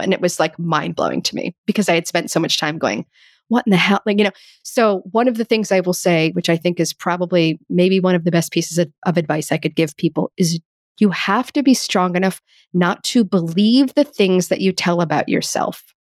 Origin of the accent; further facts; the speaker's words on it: United States; Growing up as an American